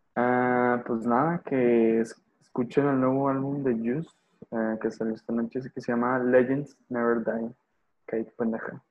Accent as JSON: {"language": "Spanish", "region": "northern Mexico", "country": "Mexico", "said": "Soy, norteño"}